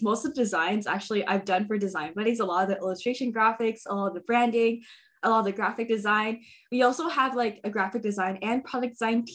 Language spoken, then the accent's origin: English; Bay Area, California, United States; born and raised in the Bay Area